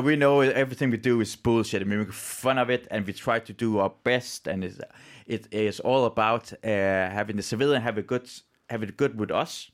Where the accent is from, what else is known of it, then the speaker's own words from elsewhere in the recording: Iran; now in Denmark; I'm from Iran